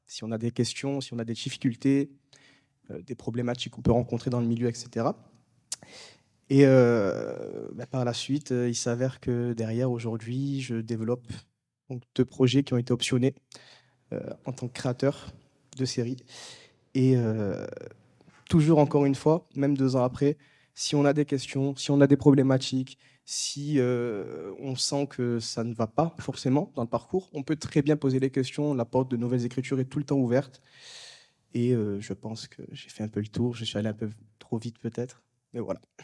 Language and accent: French; Marseille, Provence-Alpes-Côte d'Azur, France; moved away as an adult; now in Paris, France; je suis originaire de Marseille à la base. Je suis monté